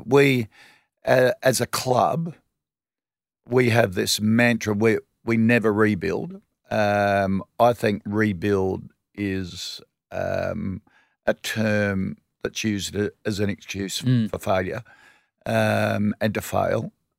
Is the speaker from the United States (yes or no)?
no; Adelaide, South Australia, Australia; I grew up in Adelaide.